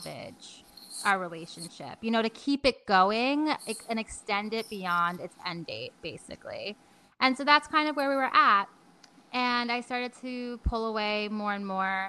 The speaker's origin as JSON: {"language": "English", "region": "New York", "country": "United States", "said": "I'm a New Yorker"}